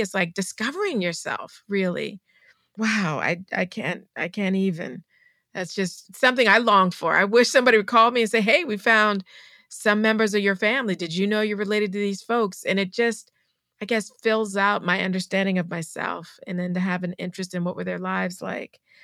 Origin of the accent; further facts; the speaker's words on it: Charleston, South Carolina, United States; I'm from Charleston, South Carolina